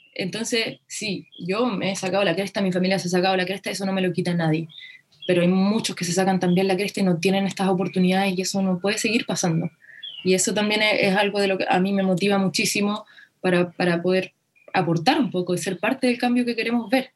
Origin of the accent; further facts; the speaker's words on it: Chile; nos enfrentamos como país